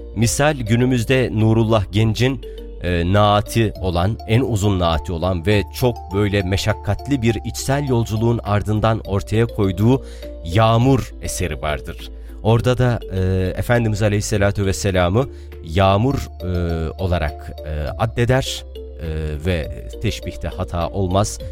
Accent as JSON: {"language": "Turkish", "town": "Harran", "region": "Şanlıurfa", "country": "Turkey", "tie": "born or raised there", "first_language": "Arabic", "second_language": "Turkish"}